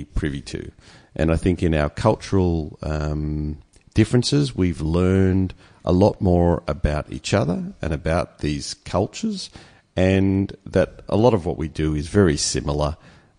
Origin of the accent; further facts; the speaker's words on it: Australia; I was born in Australia and come from a Jewish background